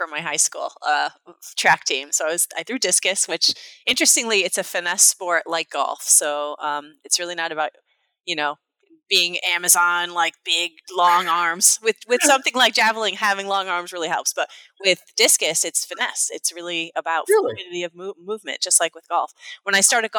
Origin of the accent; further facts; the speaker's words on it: Naugatuck, Connecticut, United States; also born or lived in Tolland, Connecticut; I was born in a blue-collar town in Connecticut called Naugatuck, Connecticut